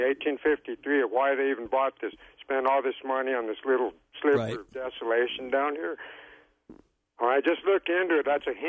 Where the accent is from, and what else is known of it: Elgin, Arizona, United States; born or raised there